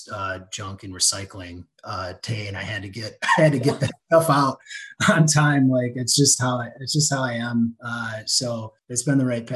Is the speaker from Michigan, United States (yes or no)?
yes; West Michigan, United States; And I grew up in West Michigan. I went to Rockford High School